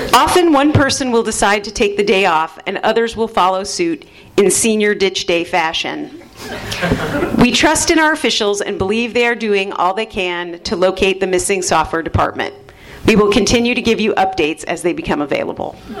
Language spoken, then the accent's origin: English; Glenview, Illinois, United States; also born or lived in Chicago; from Chicago originally, from Glenview, Illinois, specifically